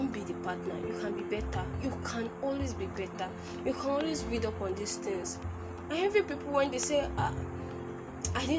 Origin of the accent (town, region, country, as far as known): Nigeria